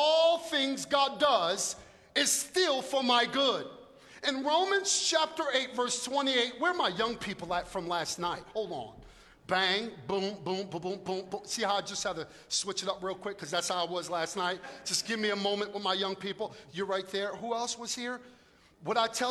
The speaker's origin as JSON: {"language": "English", "town": "New York City", "region": "New York", "country": "United States", "also_born_or_lived": "North Jersey", "moved": "yes", "lives_now": "South Jersey, United States", "said": "I'm from Brooklyn"}